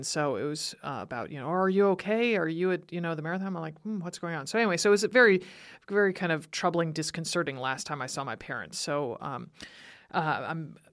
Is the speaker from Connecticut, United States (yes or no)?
yes; Stamford, Connecticut, United States; my hometown of Stamford, Connecticut